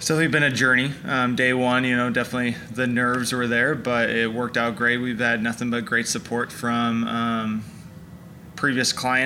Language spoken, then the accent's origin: English; San Diego, California, United States; now in Oklahoma, United States; From San Diego. San Diego born and raised.